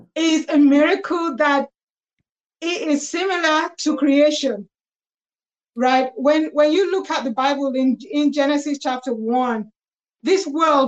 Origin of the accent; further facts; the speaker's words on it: London, United Kingdom; I have lived in London. I was born in London